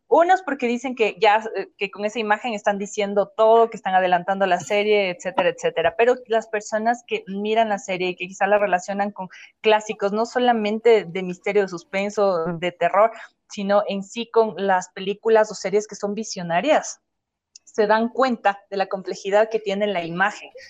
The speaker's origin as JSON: {"language": "Spanish", "country": "Ecuador", "said": "Pero eso puedo decir yo como ecuatoriano."}